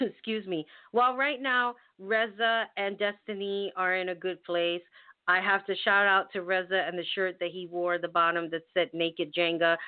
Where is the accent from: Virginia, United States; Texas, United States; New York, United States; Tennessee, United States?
New York, United States; New York City; when I was growing up in the Bronx, we had everybody